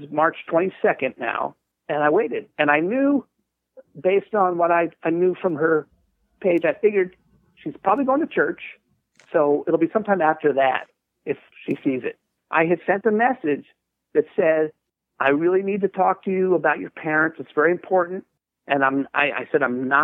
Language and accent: English; Southern California, United States; I'm from Southern California.